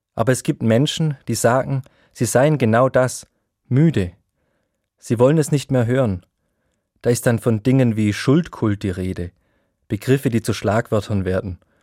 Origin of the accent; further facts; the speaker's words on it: Germany; also born or lived in Ellwangen; als Deutscher